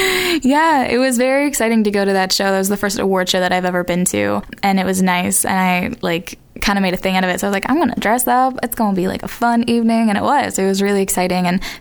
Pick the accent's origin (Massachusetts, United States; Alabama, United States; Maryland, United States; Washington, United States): Massachusetts, United States; Boston; I am from Boston, Massachusetts.